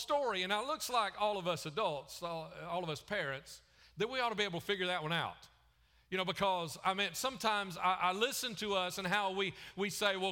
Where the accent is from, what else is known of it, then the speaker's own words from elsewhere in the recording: the Bible Belt, United States; also born or lived in Chicago / Wisconsin; I grew up in the Bible Belt